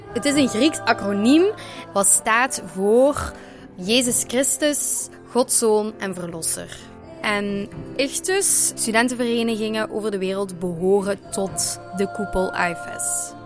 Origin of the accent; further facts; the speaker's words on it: Limburg, Flanders, Belgium; ik ben opgegroeid in Limburg in een heel klein dorpje, Kouwelil